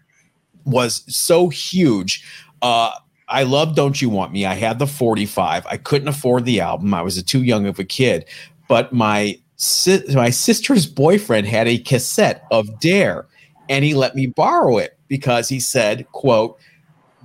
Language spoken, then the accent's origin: English; Cleveland, Ohio, United States; born or raised there